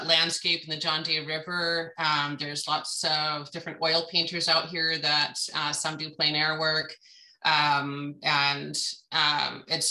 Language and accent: English; Western Washington, United States; moved away as an adult; now in Prairie City, United States; I'm actually from Western Washington.